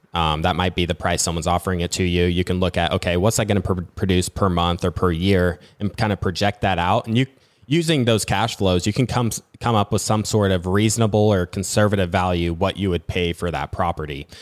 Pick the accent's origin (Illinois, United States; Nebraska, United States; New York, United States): Nebraska, United States; I'm from Nebraska